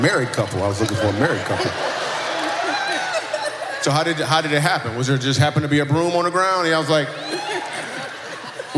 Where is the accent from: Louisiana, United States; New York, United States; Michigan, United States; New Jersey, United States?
Michigan, United States; moved away; I grew up in Michigan